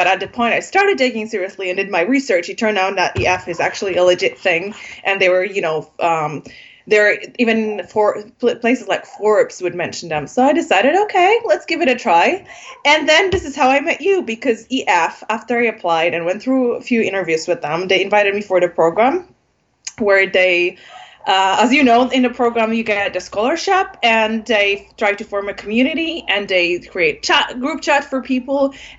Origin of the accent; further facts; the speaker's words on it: Poland; English is a second language; moved away as an adult; also born or lived in Algeria / Berlin, Germany / London, United Kingdom; So my parents met in Poland. My dad is from Iraq and my mom is Polish. Before I was born, they moved to Algeria, North Africa. And this is where my family spent first couple of years. Then they moved back to Poland.